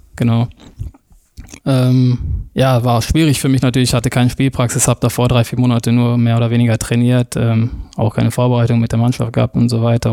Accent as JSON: {"language": "German", "area": "Ruhr area", "region": "North Rhine-Westphalia", "country": "Germany", "tie": "born or raised there", "also_born_or_lived": "Oberhausen", "moved": "as an adult", "lives_now": "Switzerland", "said": "gefällt es mir natürlich da auch im Ruhrgebiet sehr gut. Ja. Ähm, sind alle sehr offen, die Leute. Ähm, jeder sagt, was er denkt. Ähm, so bin ich aufgewachsen und äh, ja, Kind des Bots"}